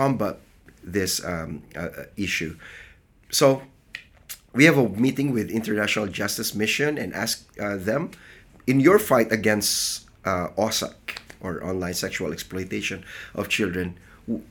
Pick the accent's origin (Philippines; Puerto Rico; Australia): Philippines; from the Philippines, and I serve as the Field Strategy Coordinator for the Church of the Nazarene in the Philippines